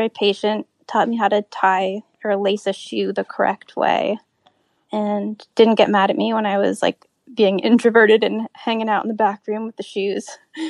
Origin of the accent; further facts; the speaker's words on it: San Francisco, California, United States; moved away as an adult; also born or lived in Bolinas, California; now in New York, United States; When I was 16, I grew up in San Francisco, or actually just San Francisco and also north of the city in a little hippie town called Bolinas.